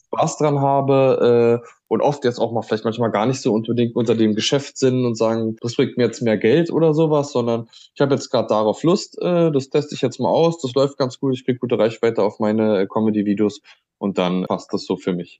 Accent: Berlin, Germany; komme ich auch aus Berlin

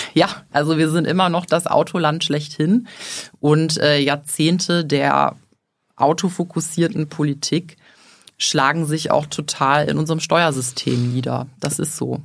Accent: Leverkusen, North Rhine-Westphalia, Germany; also born or lived in Düsseldorf; Ich bin geboren und aufgewachsen in Leverkusen

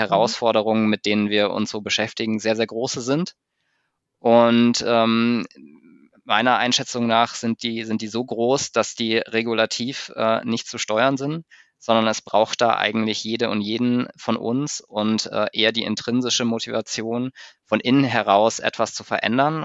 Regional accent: Munich, Bavaria, Germany; als Münchner Kindle, als Münchner Kindle

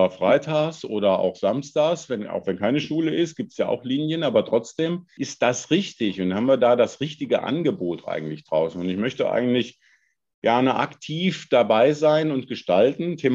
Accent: Hesse, Germany; ich komme ich komm selber vom Lande, aus Nordhessen.

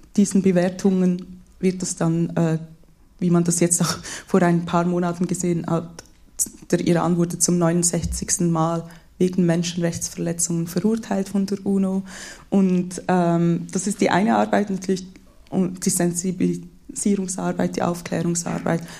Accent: Switzerland; ich bin in der Schweiz geboren, ich bin hier in der Schweiz aufgewachsen.

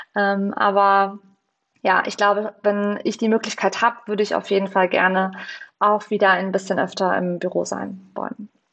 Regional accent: Baltic coast, Mecklenburg-Vorpommern, Germany; moved away as an adult; now in Berlin, Germany; an die Ostsee in meine Heimat

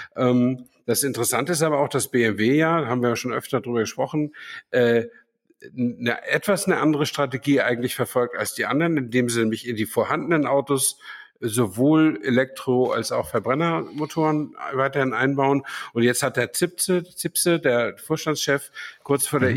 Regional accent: Flensburg, Schleswig-Holstein, Germany; moved away; in Flensburg, meiner alten Heimat

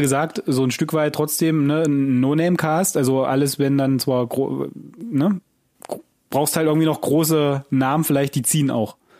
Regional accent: Germany; als Deutscher

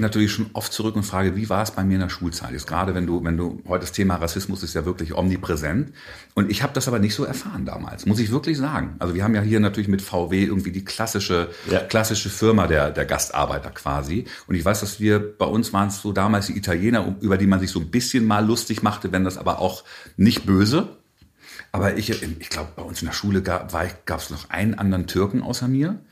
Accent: Hannover, Lower Saxony, Germany; also born or lived in Bonn; dann bin ich hier quasi aufgewachsen. Also ich zähle mich schon so ein bisschen als Hannoveraner

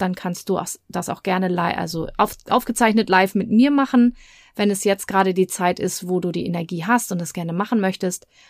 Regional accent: Germany; now in Hamburg, Germany; bei uns in Deutschland

